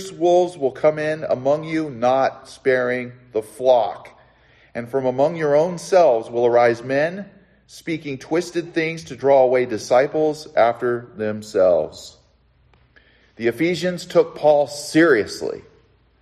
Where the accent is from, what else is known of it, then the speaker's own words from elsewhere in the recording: Southern California, United States; When I was 16 years old, growing up in Southern California